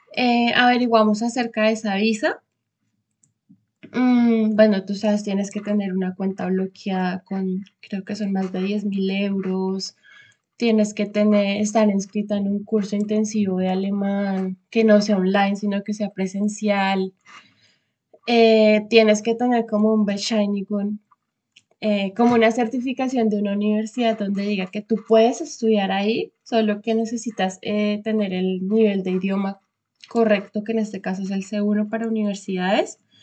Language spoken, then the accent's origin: Spanish; Bogotá, Colombia; moved away as an adult; now in Stuttgart, Germany; soy de Bogotá, Colombia. Actualmente vivo en Stuttgart